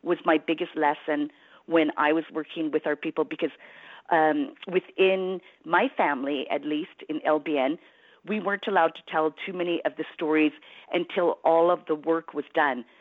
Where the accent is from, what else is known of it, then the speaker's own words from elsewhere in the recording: Prince Rupert, British Columbia, Canada; also born or lived in Fort Babine, British Columbia; now in Smithers, Canada; I grew up in Prince Rupert, but spent, you know, a lot of time in Fort Babine. That's where my family is from.